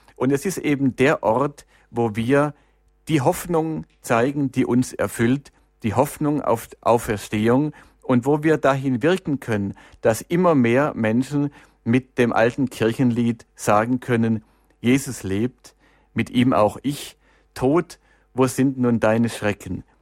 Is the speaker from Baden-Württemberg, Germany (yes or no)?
yes; Stuttgart, Baden-Württemberg, Germany; in Stuttgart, in meiner Heimatstadt